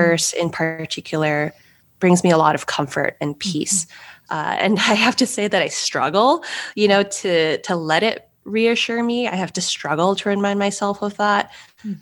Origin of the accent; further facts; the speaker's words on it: Los Angeles, California, United States; moved away as an adult; also born or lived in St. Louis, Missouri / Rome / Paris / Hong Kong; I grew up in Los Angeles